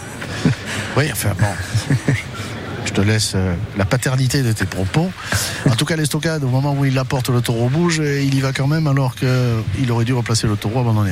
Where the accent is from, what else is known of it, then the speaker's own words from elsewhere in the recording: the banks of the Rhône and the Vidourle, Occitania, France; mon pays natal les bords du Rhône et du Vidourle